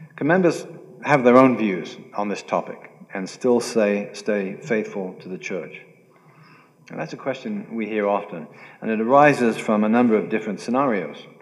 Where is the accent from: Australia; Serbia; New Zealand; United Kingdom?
United Kingdom; I'm British